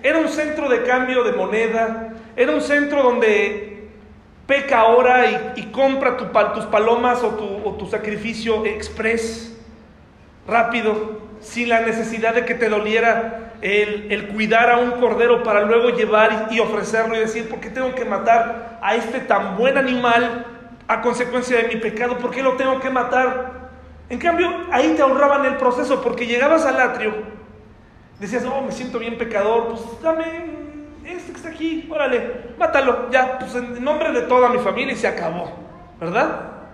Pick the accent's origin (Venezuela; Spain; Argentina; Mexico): Mexico